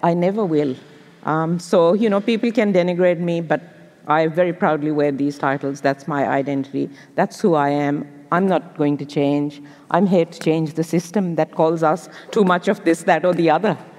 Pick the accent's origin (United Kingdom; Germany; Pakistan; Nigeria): Pakistan; Lahore, Punjab; English is a second language; moved away as an adult; now in Australia; growing up in Pakistan